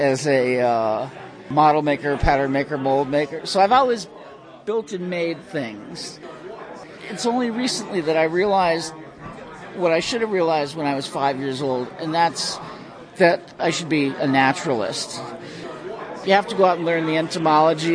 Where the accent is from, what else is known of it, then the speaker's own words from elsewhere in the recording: Carbondale, Pennsylvania, United States; I grew up in Carbondale near Honesdale